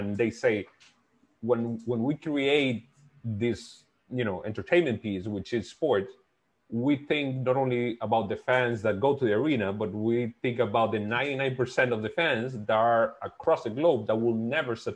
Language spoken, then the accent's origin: English; Dominican Republic; I'm from the Dominican Republic